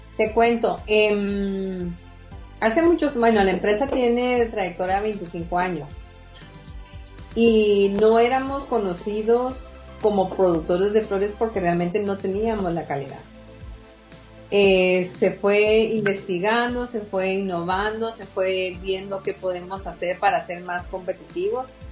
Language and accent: Spanish; Guatemala; somos chapines y que Guatemala va primero